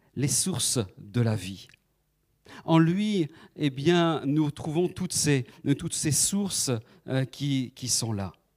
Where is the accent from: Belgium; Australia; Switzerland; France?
France; Nantes, Pays de la Loire; moved away as an adult; now in Paris region, France; Nous sommes originaires de, la Loire-Atlantique, de Nantes